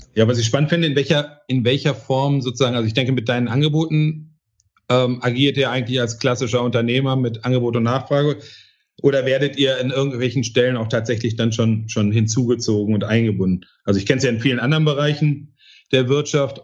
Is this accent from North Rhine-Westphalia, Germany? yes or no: yes; Bochum, North Rhine-Westphalia, Germany; Meine Heimatstadt Bochum